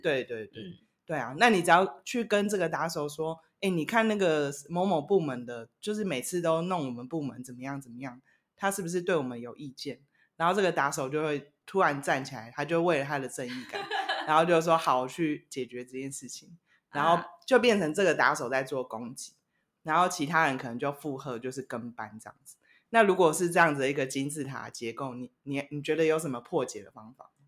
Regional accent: Taiwan; 我们台湾蛮扁平化的

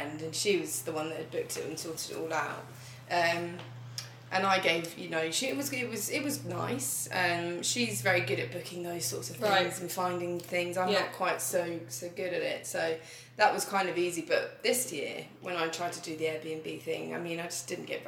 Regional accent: Brighton, South East England, United Kingdom; moved away as an adult; now in Berlin, Germany; I am from Brighton, which is a very sort of creative, colourful city.

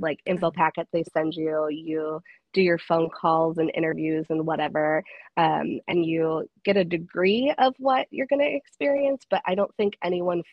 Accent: Sandwich, Illinois, United States; moved away as an adult; also born or lived in DeKalb, Illinois / Rockford, Illinois; I am originally from a very small town in Illinois called Sandwich. I lived there most of my life

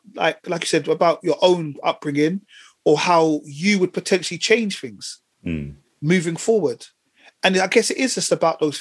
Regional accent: London, United Kingdom; growing up in Tottenham

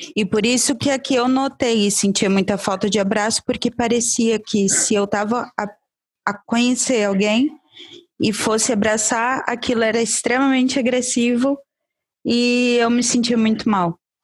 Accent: Brazil; now in Portugal; Eu sou do Brasil. Lá a gente já nasce ninhada, abraçado com todo mundo.

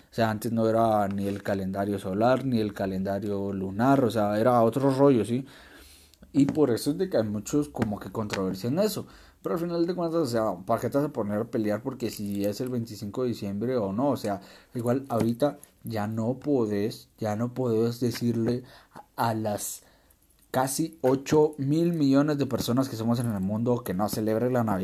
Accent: Guatemala; born there; a menos acá en mi país natal, en Guatemala, pues sí hacemos eso, esperamos

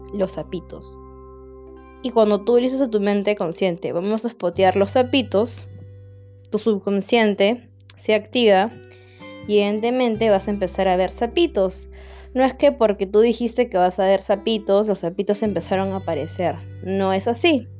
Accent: Lima, Peru; soy de Lima, Perú, es la capital de Perú, Lima, al costado de la costa

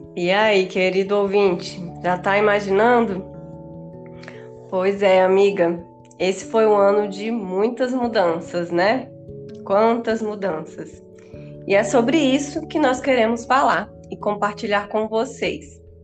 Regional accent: Bahia, Brazil; moved away as an adult; also born or lived in Rio de Janeiro; eu retornei ao meu estado natal, que é a Bahia

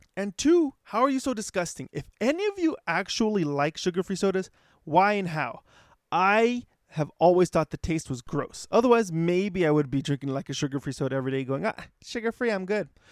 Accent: Los Angeles, California, United States; being from L

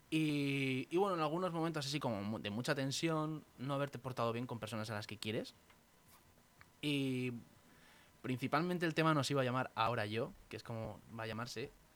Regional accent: Valdemoro, Community of Madrid, Spain; mi pueblo, de Valdemoro, donde yo vivo

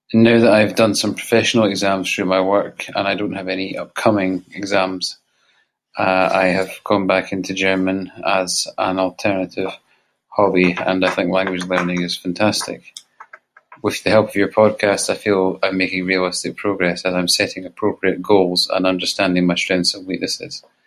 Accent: Scotland, United Kingdom; I'm from Scotland

